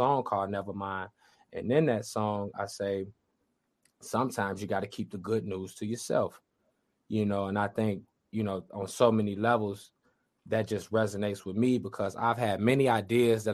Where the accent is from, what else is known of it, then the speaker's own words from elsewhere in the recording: Chicago, Illinois, United States; we're from Chicago